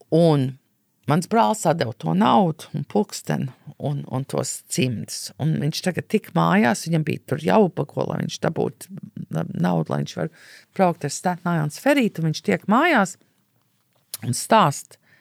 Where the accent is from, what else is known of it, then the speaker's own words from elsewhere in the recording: United States; moved away; es uzaugu Amerikā